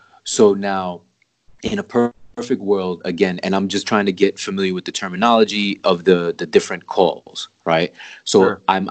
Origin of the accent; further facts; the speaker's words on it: New York City, New York, United States; I'm from New York City